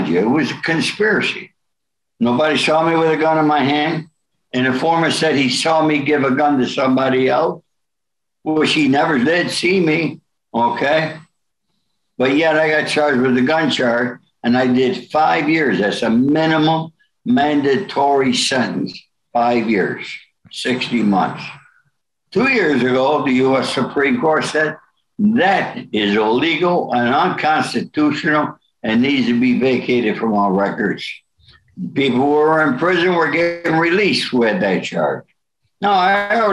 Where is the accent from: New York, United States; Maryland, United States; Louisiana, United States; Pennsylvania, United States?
New York, United States; Rome; I was born in Rome, New York.